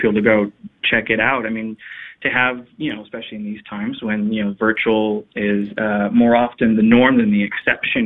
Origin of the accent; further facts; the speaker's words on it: Dallas, Texas, United States; moved away as an adult; also born or lived in Phoenix, Arizona / Washington, District of Columbia, United States; I knew I wanted to return to my home state of Texas, my home city of the you know, Dallas